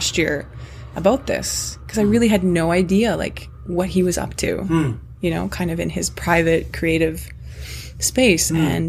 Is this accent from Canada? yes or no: yes; Canada; I'm not just like a white Canadian